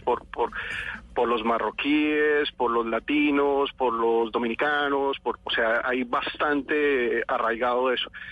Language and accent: Spanish; Colombia; moved away as an adult; now in Spain